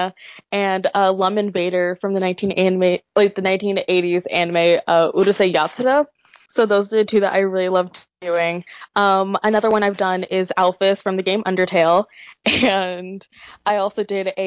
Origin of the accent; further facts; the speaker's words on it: Nashville, Tennessee, United States; moved away as an adult; also born or lived in New Jersey; I will be a sophomore at Seton Hall University in New Jersey, but I hail from Nashville, Tennessee